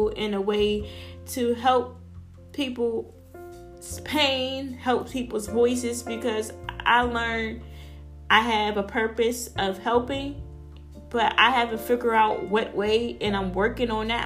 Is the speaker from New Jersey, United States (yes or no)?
no; Pittsburgh, Pennsylvania, United States; I'm from Pittsburgh, Pennsylvania